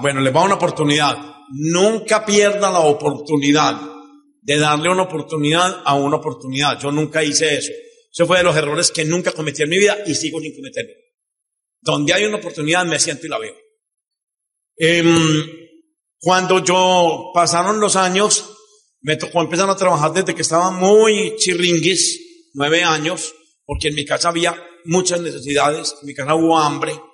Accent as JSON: {"language": "Spanish", "town": "Medellín", "region": "Antioquia", "country": "Colombia", "said": "vine a contar desde Medellín. En el año de 1900, bueno, yo nací en una casa, en una familia un poco compleja"}